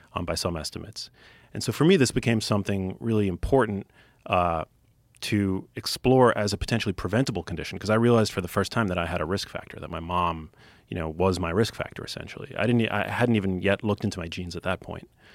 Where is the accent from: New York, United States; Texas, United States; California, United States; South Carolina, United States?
New York, United States; New York City; I grew up in New York City